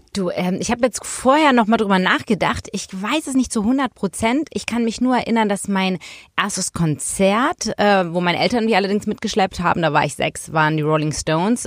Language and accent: German; Hamburg, Germany; in Hamburg waren, in meiner Heimatstadt